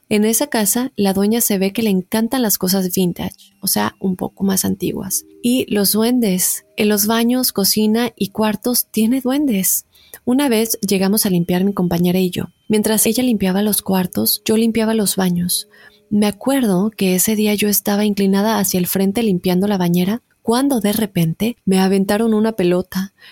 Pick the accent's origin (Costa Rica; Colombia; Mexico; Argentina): Mexico; Yo viví toda mi niñez en México con mi mamá y dos hermanas, yo soy la única mujer y la más chica de mi familia.